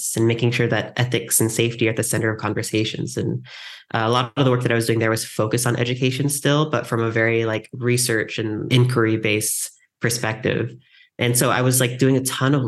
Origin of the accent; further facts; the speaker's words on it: San Diego, California, United States; I grew up in San Diego